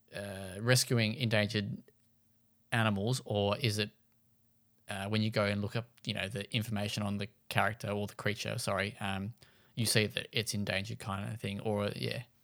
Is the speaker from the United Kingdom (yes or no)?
no; Launceston, Tasmania, Australia; was born in and from Launceston, so the other end of the state